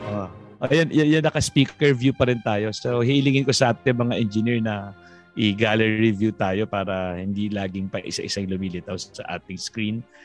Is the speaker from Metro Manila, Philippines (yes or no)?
no; Tarlac, Central Luzon, Philippines; ako naman taga Tarlac.